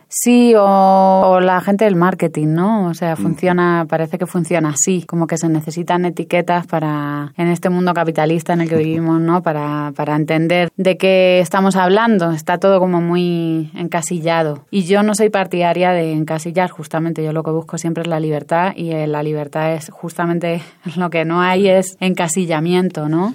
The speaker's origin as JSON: {"language": "Spanish", "region": "Canary Islands", "country": "Spain", "tie": "born or raised there", "also_born_or_lived": "Cuba", "moved": "as an adult", "lives_now": "Mexico", "said": "Me he criado, parte de mi infancia me crié en Canarias"}